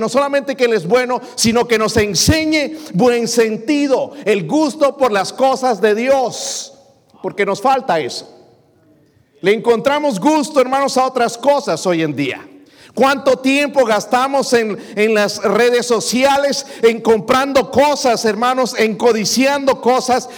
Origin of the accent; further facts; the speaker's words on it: Mexico; now in United States; como mexicano